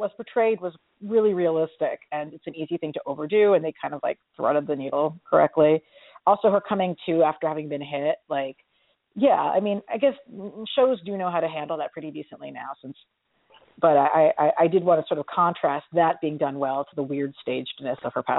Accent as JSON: {"language": "English", "town": "New York City", "region": "New York", "country": "United States", "said": "a New Yorker"}